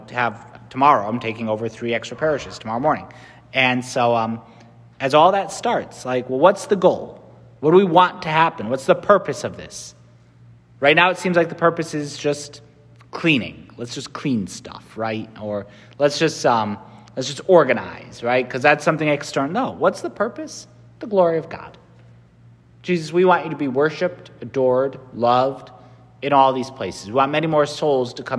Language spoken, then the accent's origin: English; Connecticut, United States; I'm from Connecticut.